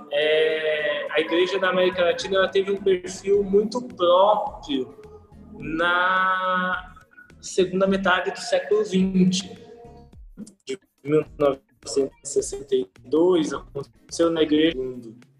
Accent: São Paulo, Brazil; also born or lived in Caraguatatuba; nasci em São Paulo, aqui na capital, morei um tempo em Caraguatatuba, depois retornei aqui para São Paulo.

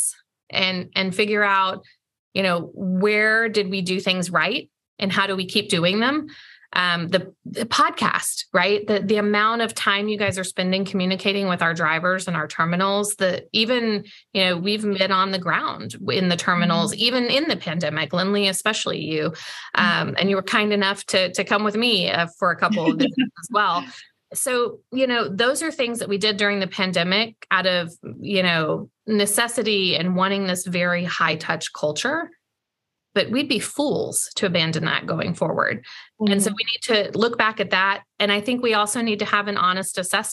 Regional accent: the Ozarks, United States; also born or lived in St. Louis, Missouri; now in Atlanta, United States; where I grew up in the Ozarks

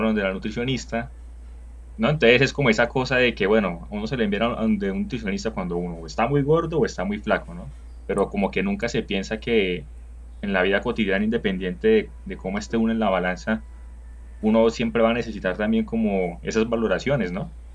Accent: Barrancabermeja, Santander, Colombia; now in Bogotá, Colombia; ambos venimos de Barranca

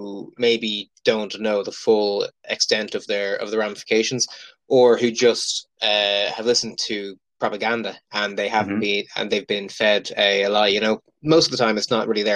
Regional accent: Dublin, Leinster, Ireland; also born or lived in Glasgow; I am from Dublin.

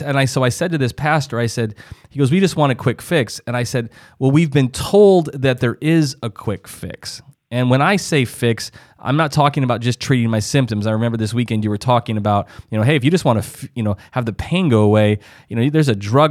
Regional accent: South Dakota, United States; I'm originally from South Dakota, and so that's kind of farm country and middle America and all

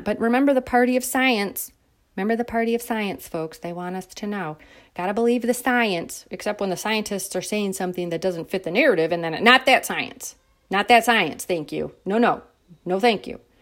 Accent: United States; as an American citizen

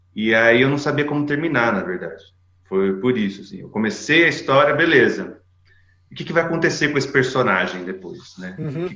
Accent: Campinas, São Paulo, Brazil; moved away as an adult; now in Toulouse, France; fiquei em Campinas quase minha vida inteira, né? Praticamente minha vida inteira vivi em Campinas. Cresci lá

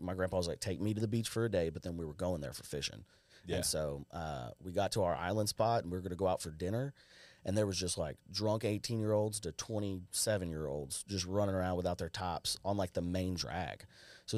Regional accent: Los Fresnos, Texas, United States; moved away; I graduated from Los Fresnos.

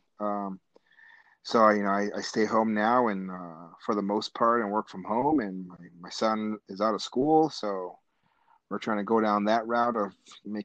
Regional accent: Albuquerque, New Mexico, United States; also born or lived in Taos Pueblo, New Mexico; I was born and raised here in Albuquerque, New Mexico.

